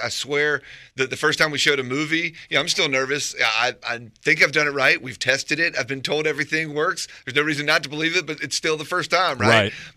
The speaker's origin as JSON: {"language": "English", "town": "Raleigh", "region": "North Carolina", "country": "United States", "tie": "born or raised there", "said": "I grew up in the Five Points neighborhood or not far from it. And then I live there now."}